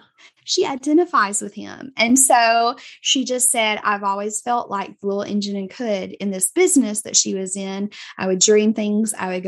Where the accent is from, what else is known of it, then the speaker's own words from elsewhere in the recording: South Georgia, United States; Like I'm from South Georgia.